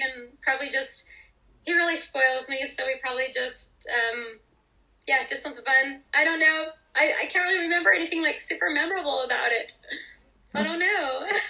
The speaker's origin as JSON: {"language": "English", "region": "Idaho", "country": "United States", "tie": "born or raised there", "also_born_or_lived": "North Dallas, Texas", "moved": "yes", "lives_now": "Dallas, United States", "said": "I actually grew up in Idaho, but I live in North Dallas, Texas."}